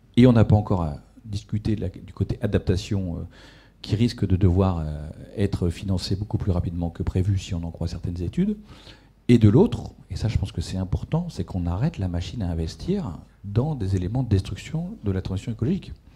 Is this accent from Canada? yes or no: no; Ch'ti, Hauts-de-France, France; moved away; moi je suis ch'ti à l'origine